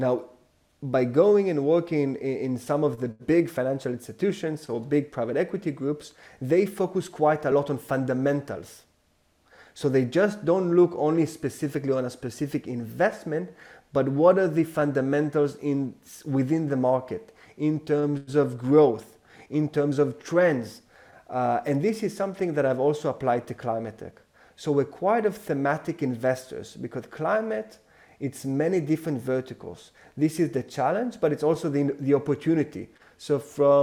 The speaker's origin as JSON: {"language": "English", "country": "Israel", "tie": "born or raised there", "also_born_or_lived": "New York / France", "second_language": "English", "moved": "as an adult", "lives_now": "London, United Kingdom", "said": "I'm not English. We're based in London, but I'm half French, half Israeli. I've lived most of my life in Israel."}